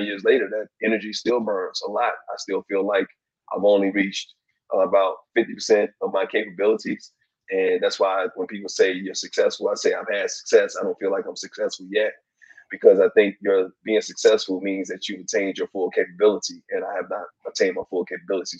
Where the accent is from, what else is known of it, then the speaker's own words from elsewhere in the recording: Bessemer, Alabama, United States; moved away; I grew up in Bessemer, Alabama